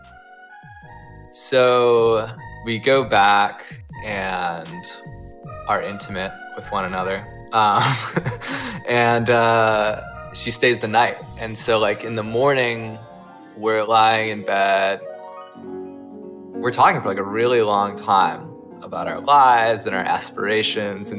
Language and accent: English; Ohio, United States; I'm from Ohio